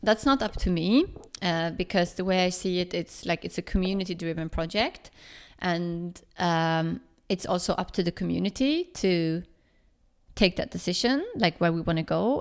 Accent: Sweden; now in Berlin, Germany; I'm from Sweden

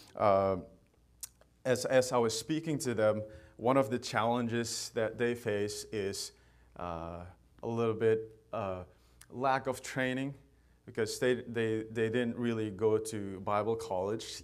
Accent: Manipur, India; moved away; I'm from India, and I am from a state called Manipur, and I belong to a tribe called Qom, K O M

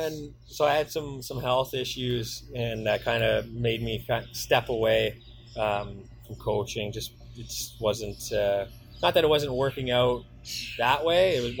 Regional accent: Windsor, Ontario, Canada; also born or lived in Sioux Lookout; So I grew up in Windsor. Windsor is my, I would call it my hometown now, not the Sioux anymore in a way.

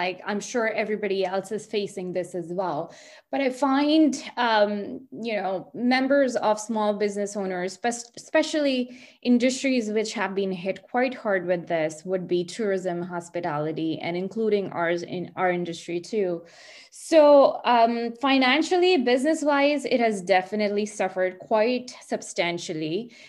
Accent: India; now in Burlington, Canada; And I came here from India. That's my home country about 20 years ago. And I came with my parents, got settled here

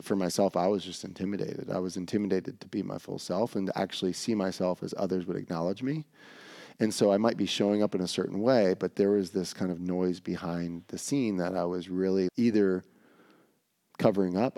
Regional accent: Atlanta, Georgia, United States; growing up in Atlanta

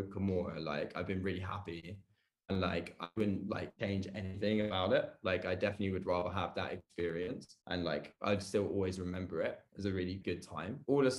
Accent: London, United Kingdom; accent: British; I'm 24. I've lived in London my whole life. You probably tell by the accent I'm obviously British.

